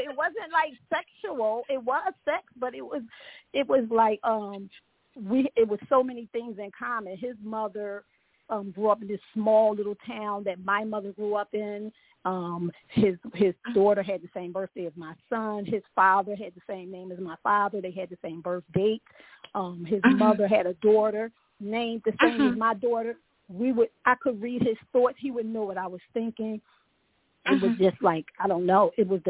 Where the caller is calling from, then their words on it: Orlando, Florida, United States; I'm in Orlando, Florida.